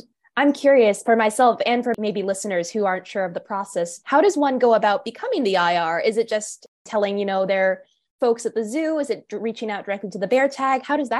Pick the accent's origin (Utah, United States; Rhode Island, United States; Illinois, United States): Rhode Island, United States; Providence; growing up in Providence by Roger Williams.